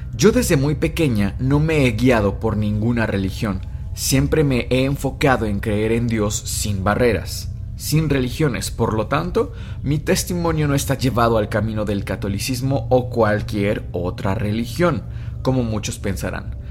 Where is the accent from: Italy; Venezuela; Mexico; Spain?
Mexico; somos mexicanos